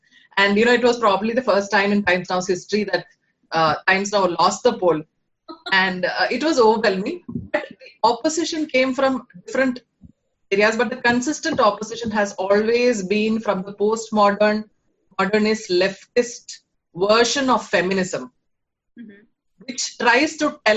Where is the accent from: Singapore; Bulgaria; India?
India; Kerala; moved away; I am born and brought up in Kerala